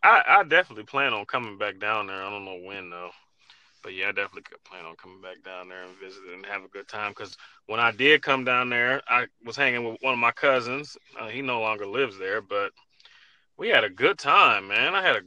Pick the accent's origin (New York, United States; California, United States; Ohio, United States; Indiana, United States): Ohio, United States; I'm from Ohio.